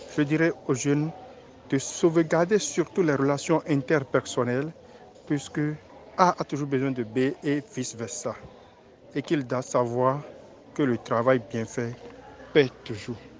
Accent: Grand-Popo, Mono, Benin; je suis originaire de la commune de Kampopo, plus précisément de l'arrondissement d'Adjaha

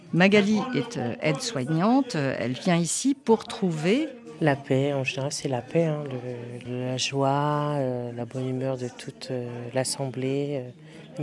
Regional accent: Guadeloupe; je suis de la Guadeloupe

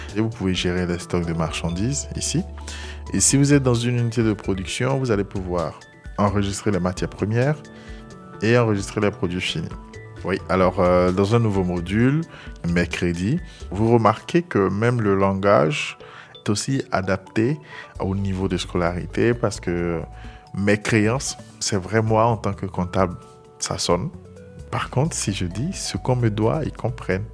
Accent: Abongoua, Côte d’Ivoire; je suis originaire de Bonguano, précisément d'Abongwa, à l'est de la Côte d'Ivoire. J'ai grandi là-bas.

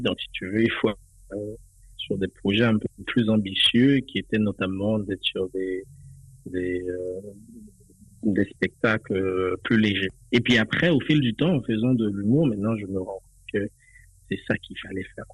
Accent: Limbé, Nord, Haiti; moved away as an adult; now in France; j'ai quitté Haïti en 2017, c'est tout récemment. Donc, je, suis né, j'ai grandi là-bas

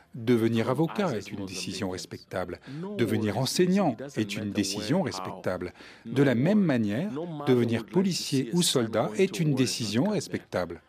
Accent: Mozambique; Je suis originaire du Mozambique

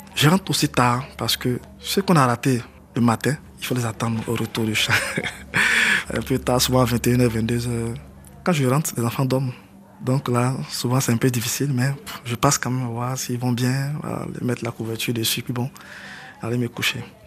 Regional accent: Man, Montagnes, Côte d’Ivoire; Je suis originaire de Mans, je suis d'ethnie Yakuba, fils de la région

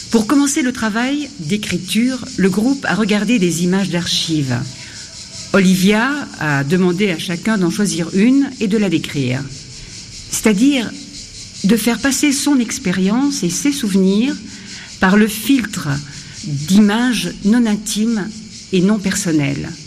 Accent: Cyangugu, Western Province, Rwanda; born there; je suis métisse, belgo-rwandaise. Mon père est belge et ma mère est rwandaise. Je suis née à Changougou, à la frontière du Congo et du Rwanda.

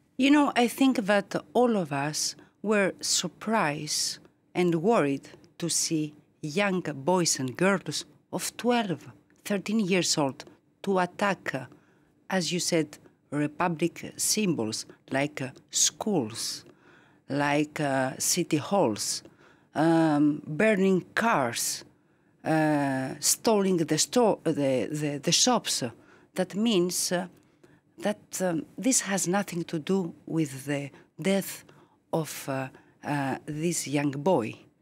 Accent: Greece; now in France; I was born in Greece. I became French.

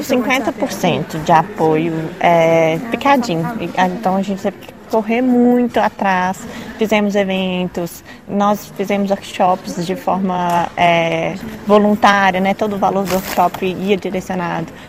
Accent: Belo Horizonte, Minas Gerais, Brazil; nós somos de Minas Gerais, é, Belo Horizonte

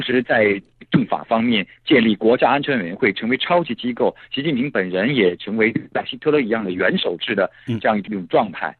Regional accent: China; 我们作为中国人

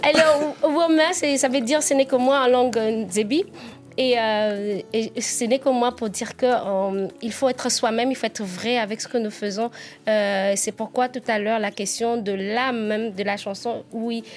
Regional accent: Nzebi, southern Gabon, Gabon; accent: southern (Nzebi); Je suis normalement Nzebi, je suis d'origine Nzebi

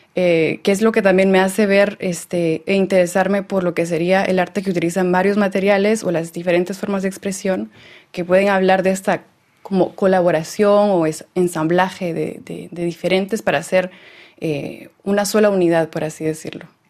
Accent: Lake Atitlán, Sololá, Guatemala; moved away; also born or lived in El Salvador; Yo crecí en Guatemala, en el lago Atitlán

